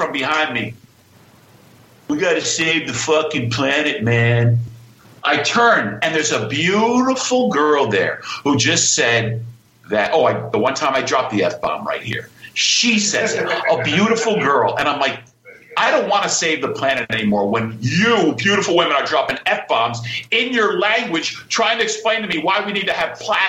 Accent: Greenwich, Connecticut, United States; I'm from Greenwich, Connecticut.

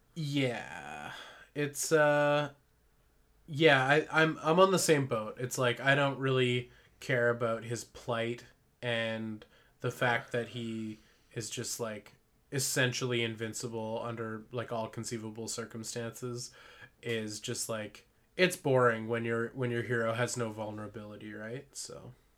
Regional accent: Parksville, British Columbia, Canada; moved away; If I lived, like, in my hometown, if I lived in Parksville still

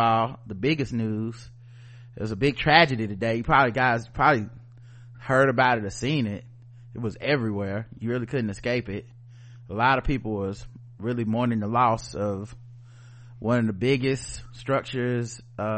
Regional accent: United States; I'm an American

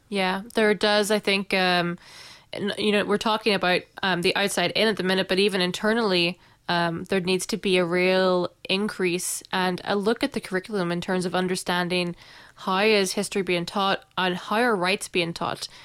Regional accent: Northern Ireland, United Kingdom; also born or lived in New Zealand

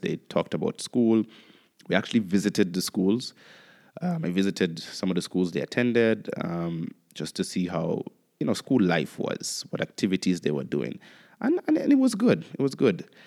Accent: Antigua & Barbuda; also born or lived in Kenya; I enjoyed my experience growing up in Antigua.

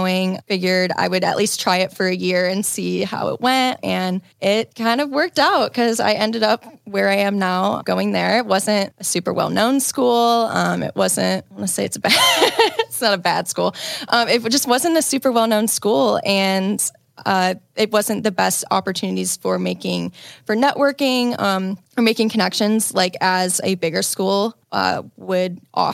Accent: Indiana, United States; now in Chicago, United States; grew up in Indiana

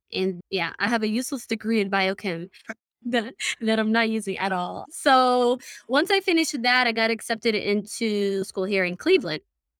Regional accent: Somalia; also born or lived in United Kingdom; now in United States; I am originally from Somalia. So I haven't actually been in the States for long. I've only been here now for, exactly 10 years. I came in 2012.

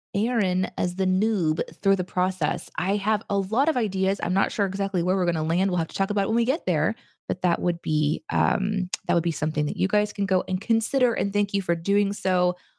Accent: Springfield, Missouri, United States; Springfield, which is where I grew up

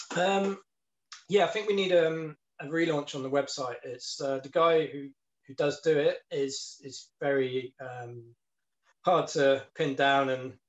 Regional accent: Plymouth, South West England, United Kingdom; that's my hometown. Mm. That's where I grew

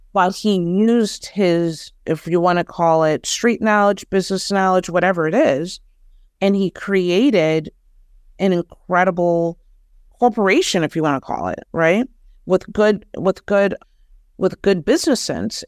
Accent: Detroit, Michigan, United States; I'm originally from Detroit

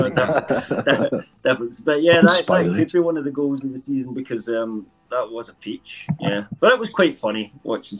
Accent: Scotland, United Kingdom; accent: Scottish; my Scottish accent

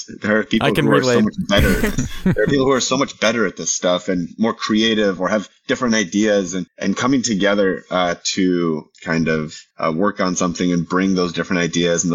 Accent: Minneapolis, Minnesota, United States; moved away as an adult; now in Los Angeles, United States; I grew up in Minnesota

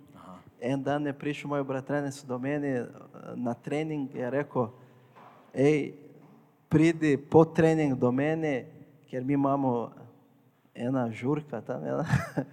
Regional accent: Porto Alegre, Rio Grande do Sul, Brazil; Slovenian is a second language; moved away as an adult; now in Slovenia; Jaz prihajam iz Brazilije, e, bolj na jugu, mesto je Porto Alegre

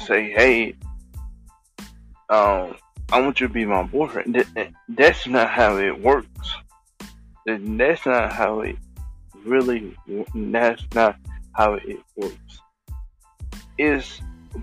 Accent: Thailand; I'm from Thailand.

